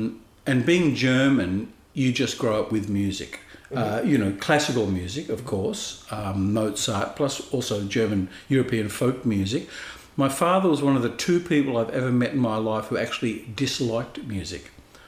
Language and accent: English; Sydney, New South Wales, Australia; I was born in Sydney in 1957. The house that we're in at the moment, that you and I are speaking in, mm-hmm. is my family home.